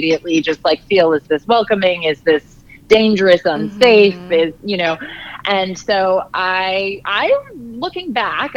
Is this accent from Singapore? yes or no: no; Ireland; I'm an Irish girl.